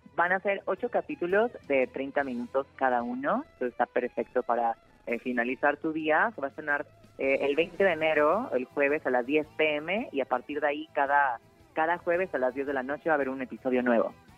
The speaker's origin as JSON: {"language": "Spanish", "region": "Mexico City", "country": "Mexico", "tie": "born or raised there", "also_born_or_lived": "Querétaro", "said": "yo soy chilanga, soy aquí de la Ciudad de México, pero viví en Querétaro unos años"}